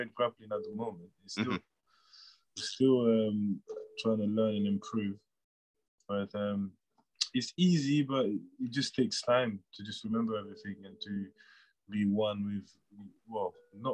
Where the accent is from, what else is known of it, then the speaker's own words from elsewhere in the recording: Paris, Île-de-France, France; now in United Kingdom; Born and raised in Paris, France. And moved to the UK in 2005